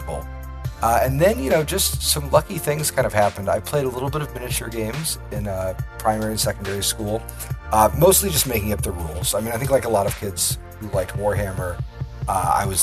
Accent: Midwest, United States; Like a lot of people growing up in the Midwest, I grew up playing a lot of games.

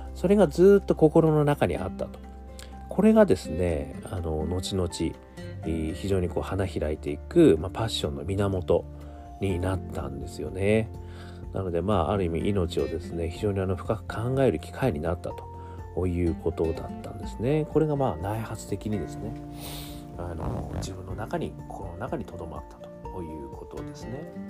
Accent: Sapporo, Hokkaido, Japan; 私もあの札幌出身でございますので

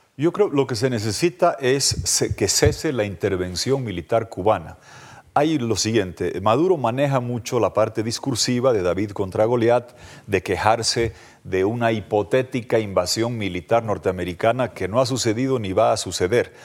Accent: Bolivia; en mi país

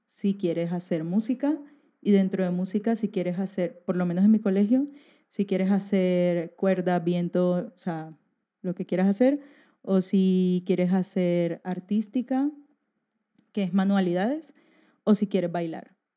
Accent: Barranquilla, Atlántico, Colombia; moved away as an adult; now in Spain; yo vengo de Barranquilla, que queda en Colombia, que es la costa

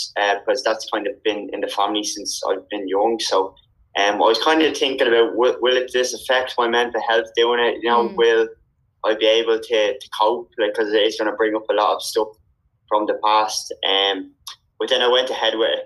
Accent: Dublin, Leinster, Ireland; I'm from Donegal in North Dublin.

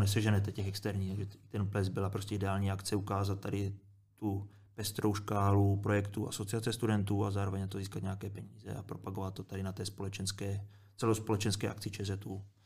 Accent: Moravia, Czechia; moved away; Já jsem kluk z Moravy

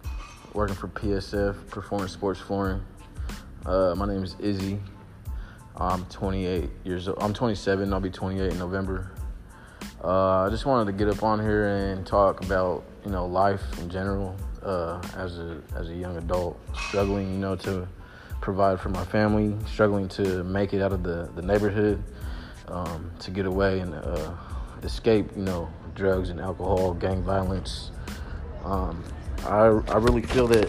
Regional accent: Sacramento, California, United States; I'm from South Sacramento, Oak Park, right in Midtown. My neighborhood is Oak Park

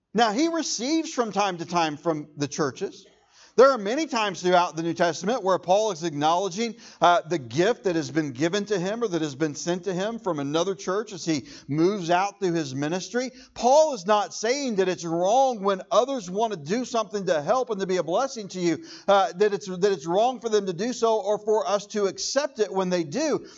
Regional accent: United States; I am proud to be an American

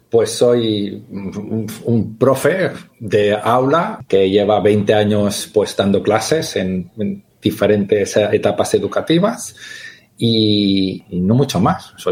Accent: England, United Kingdom; born there; nací en Inglaterra, mi madre es inglesa, mi padre es catalán.

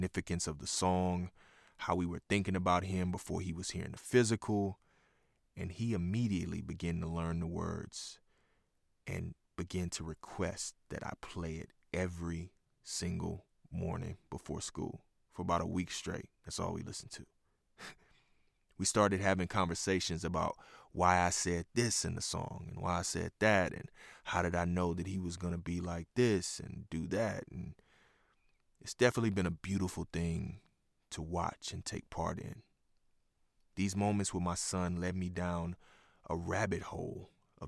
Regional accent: Houston, Texas, United States; moved away; also born or lived in Oklahoma City; I'm from Houston

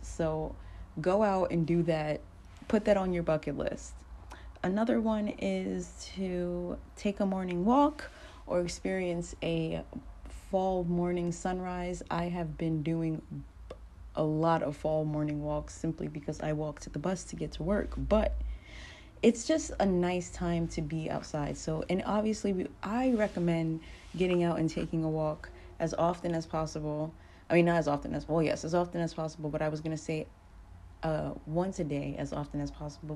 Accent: New York, United States; moved away as an adult; now in Fayetteville, United States; I'm a New Yorker

